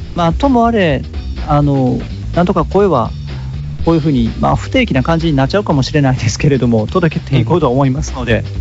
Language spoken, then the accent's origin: Japanese; Hikone, Shiga, Japan; moved away; 私もあの実家が滋賀県の彦根市